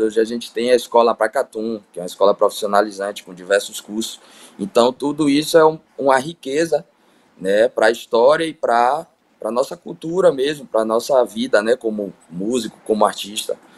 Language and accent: Portuguese; Salvador, Bahia, Brazil; eu sou nascido e criado no Candial